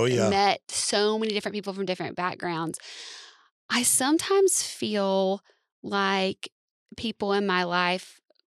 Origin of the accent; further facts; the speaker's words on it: the South, United States; I grew up in the South.